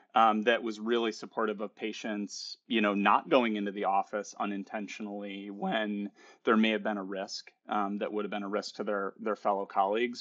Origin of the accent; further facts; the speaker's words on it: Chicago, Illinois, United States; I'm from Chicago